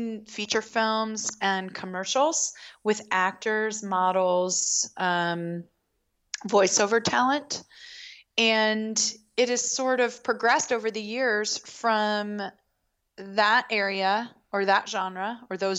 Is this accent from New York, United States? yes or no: no; Baltimore, Maryland, United States; I grew up in Baltimore